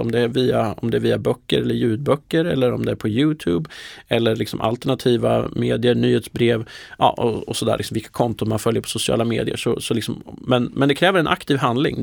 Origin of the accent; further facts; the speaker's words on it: Närke, Sweden; moved away; Jag är från Närke från början